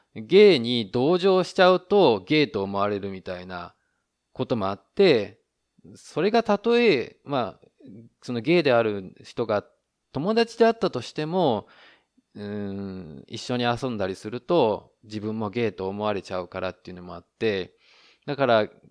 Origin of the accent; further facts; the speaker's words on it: Japan; now in Taiwan; 台湾の彼と日本の僕台湾人パートナーを持つ日本人